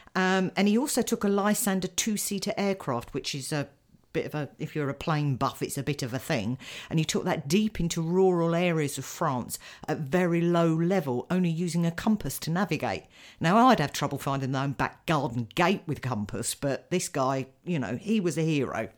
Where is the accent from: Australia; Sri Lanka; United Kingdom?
United Kingdom; as a British person